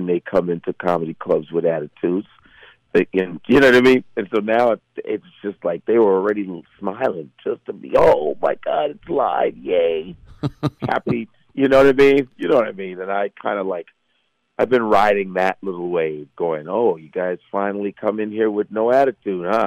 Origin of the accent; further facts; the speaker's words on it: Chicago, Illinois, United States; moved away as an adult; now in New York, United States; I grew up around the Cubs, on the Cubs side of Chicago.